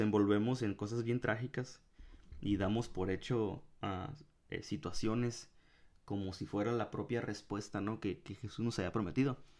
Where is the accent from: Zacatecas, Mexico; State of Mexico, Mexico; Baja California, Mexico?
Baja California, Mexico; Ensenada; yo volví a mi casa. Eh, en, en, Ensenada